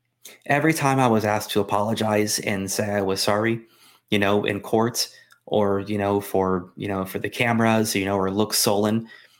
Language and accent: English; Florida, United States; I'm from Florida. I remember hanging chads.